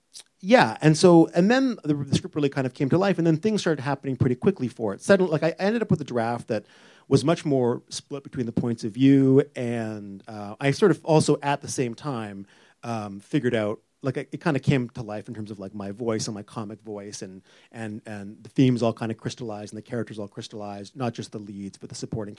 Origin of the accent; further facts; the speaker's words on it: Vancouver, British Columbia, Canada; moved away as an adult; now in Toronto, Canada; I'm from Vancouver originally.